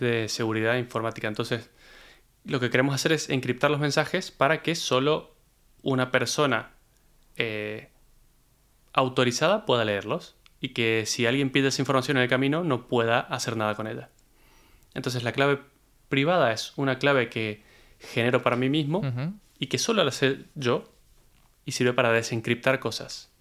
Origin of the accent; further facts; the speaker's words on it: Argentina; moved away; cuando yo me fui de Argentina